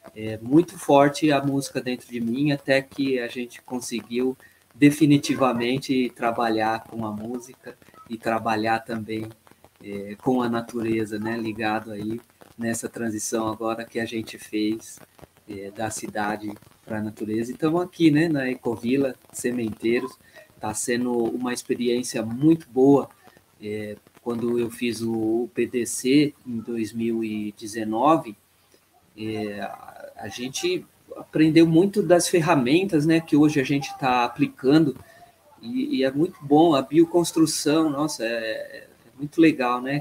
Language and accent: Portuguese; Santo André, São Paulo, Brazil; moved away as an adult; cresci na, na, em Santo André no, no, no grande ABC